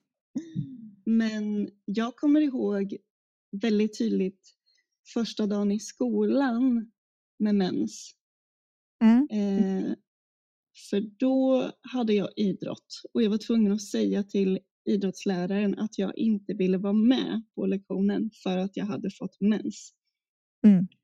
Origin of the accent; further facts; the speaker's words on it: Gotland, Sweden; där jag kommer ifrån också, på Gotland